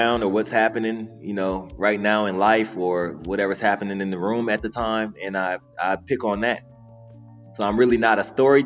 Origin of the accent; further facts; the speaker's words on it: Lorain, Ohio, United States; moved away as an adult; now in Atlanta, United States; I'm actually from Lorain, Ohio. That's a little city outside of Cleveland